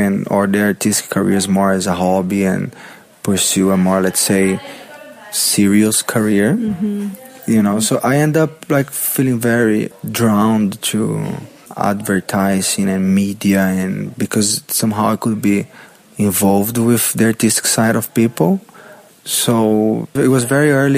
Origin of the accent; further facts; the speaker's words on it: São Paulo, Brazil; English is a second language; moved away as an adult; also born or lived in Macapá, Amapá, Brazil; now in Gold Coast, Australia; I was born in Brazil, in the far north in Brazil. I'm in a place called Macapá.